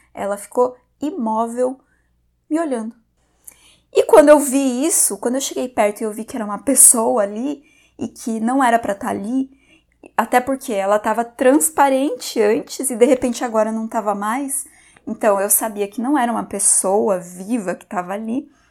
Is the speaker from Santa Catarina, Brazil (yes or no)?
yes; Porto União, Santa Catarina, Brazil; Nesse momento, eu já estava morando na minha cidade natal de volta, que é Porto União, também em Santa Catarina.